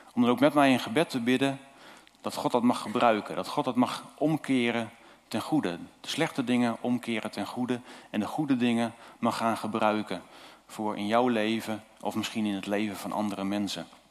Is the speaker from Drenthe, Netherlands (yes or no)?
yes; Zuidwolde, Drenthe, Netherlands; moved away as an adult; also born or lived in Julianadorp, Noord-Holland; geboren in Zuidwolde en eh, we, zijn daar, eh, we woonden daar. En toen gingen we naar Noord-Holland